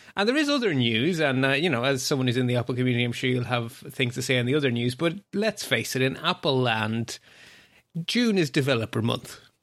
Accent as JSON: {"language": "English", "country": "Ireland", "said": "as an Irish person"}